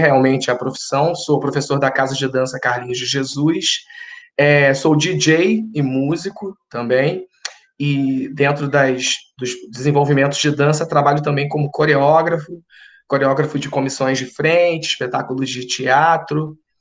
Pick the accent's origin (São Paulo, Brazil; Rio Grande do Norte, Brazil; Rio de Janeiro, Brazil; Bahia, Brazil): Rio de Janeiro, Brazil; sou carioca